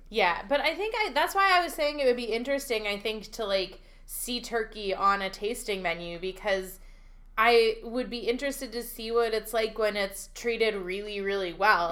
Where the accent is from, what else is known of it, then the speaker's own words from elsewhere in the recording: Pennsylvania Dutch Country, United States; I grew up in Pennsylvania Dash Country